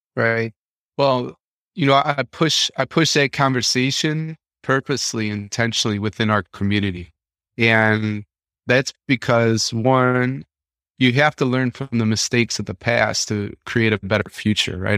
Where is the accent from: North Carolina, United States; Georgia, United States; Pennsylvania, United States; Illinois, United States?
Illinois, United States; Chicago; growing up in Chicago